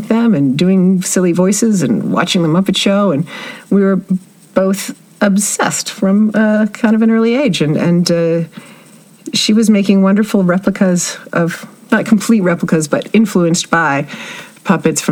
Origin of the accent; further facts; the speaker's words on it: Oakland, California, United States; moved away as an adult; also born or lived in New York; I grew up in Oakland, California, and Oakland for a while